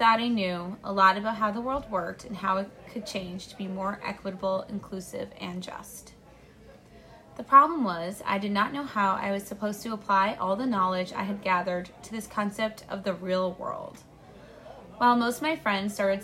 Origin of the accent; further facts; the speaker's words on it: Braintree, Massachusetts, United States; my world did open up beyond my hometown of Braintree, Massachusetts